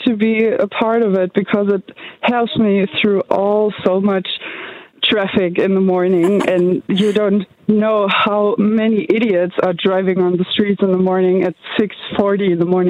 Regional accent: Germany; from Germany

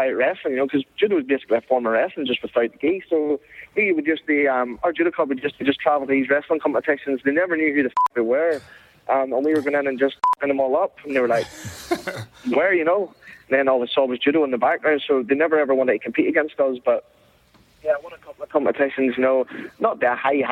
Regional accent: Bushmills, Northern Ireland, United Kingdom; moved away as an adult; now in California, United States; I found this judo club that was in my hometown where I'm from, Bush Mills

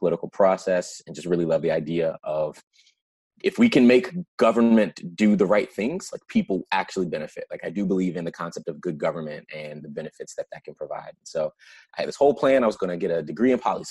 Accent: Prince George's County, Maryland, United States; I grew up in Prince George's County, Maryland, right outside DC

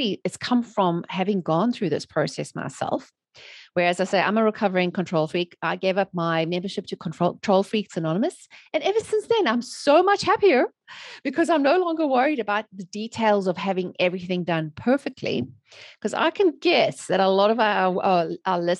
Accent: South Africa; moved away as an adult; now in United States; I'm originally from South Africa, born and raised. And I've living in the USA for almost 16 years now.

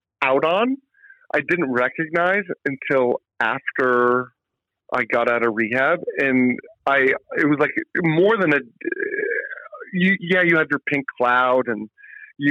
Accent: Atlanta, Georgia, United States; now in Vermont, United States; I grew up in Atlanta

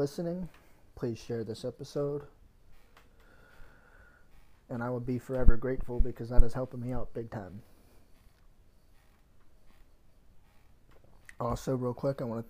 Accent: Pittsburgh, Pennsylvania, United States; moved away as an adult; now in Virginia, United States; I'm from Pennsylvania, from Pittsburgh, my hometown

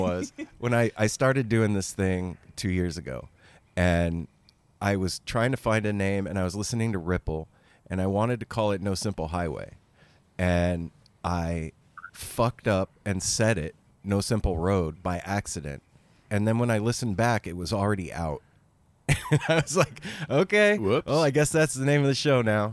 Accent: Las Vegas, Nevada, United States; now in Portland, United States; This whole crew, we're all from Vegas originally

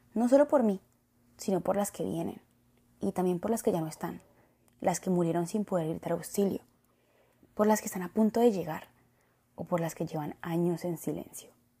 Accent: Colombia; nací en Latinoamérica

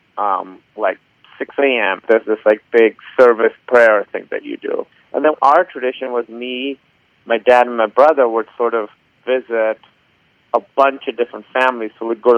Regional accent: Karachi, Sindh, Pakistan; moved away as an adult; now in Los Angeles, United States; I grew up in Karachi, Pakistan, and now I live in Los Angeles, California.

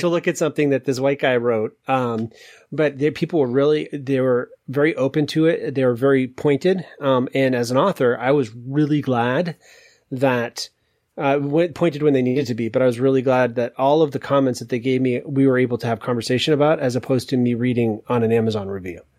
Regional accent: Maine, United States; I moved to Maine at six months after I was born

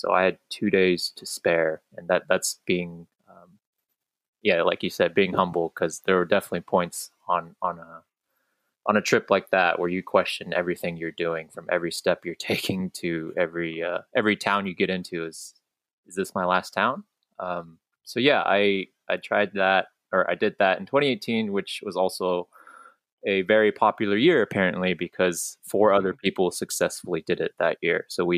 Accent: California, United States; also born or lived in Hong Kong; But I'm from California and Hong Kong, so I'm a dual citizen. And I grew up in both areas

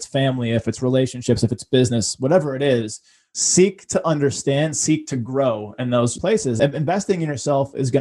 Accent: Boston, Massachusetts, United States; growing up in Boston with a single mom that didn't have a penny to rub together.

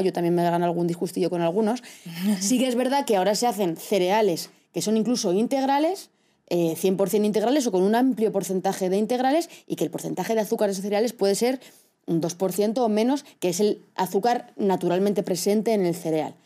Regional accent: Castilla-La Mancha, Spain; soy de Castilla-La Mancha y allí somos productores

